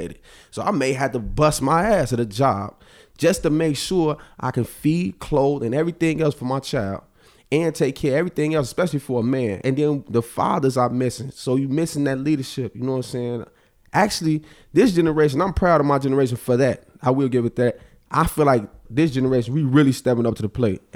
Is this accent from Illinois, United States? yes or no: yes; Chicago, Illinois, United States; I'm from Auburn Gresham